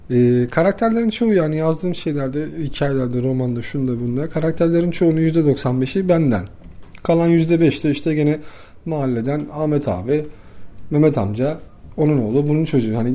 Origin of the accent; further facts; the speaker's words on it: Istanbul, Turkey; bir varoşta büyüdüm. İstanbul Yeni Bosna'da. Hala da oradayım.